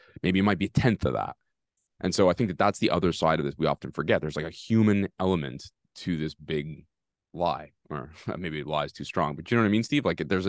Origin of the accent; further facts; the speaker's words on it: Canada; We always think about it from a Canadian perspective, and that's fine because we're Canadian, we live here.